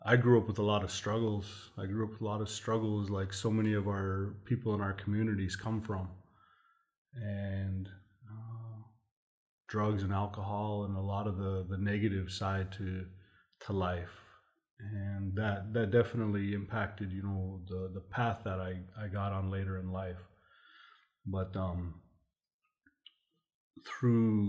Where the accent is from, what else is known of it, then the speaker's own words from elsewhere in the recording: Montana, United States; moved away as an adult; also born or lived in Fort Peck, Montana / Fort Belknap, Montana; now in Sisseton Wahpeton Oyate, United States; I come here from the Sisseton Wahpeton Oyate, but I actually grew up in Montana.